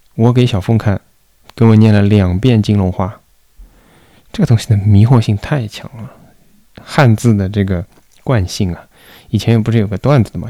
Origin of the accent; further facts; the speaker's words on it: Shanghai, China; 作为一个上海人